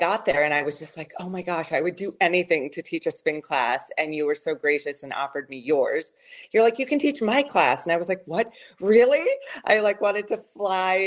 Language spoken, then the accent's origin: English; Colorado, United States; moved away as an adult; now in Chicago, United States; I live in Chicago. I'm originally from Colorado.